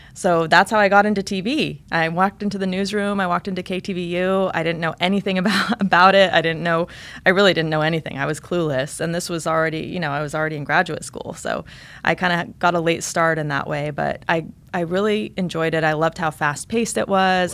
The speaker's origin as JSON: {"language": "English", "region": "eastern Oregon", "country": "United States", "tie": "born or raised there", "also_born_or_lived": "Germany / Boston / Los Angeles", "moved": "yes", "lives_now": "South Florida, United States", "said": "eventually moved to this really small town in the mountains of eastern oregon uh, really rural environment"}